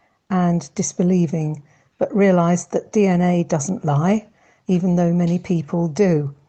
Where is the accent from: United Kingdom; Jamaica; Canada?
United Kingdom; I was born in the UK in 1950.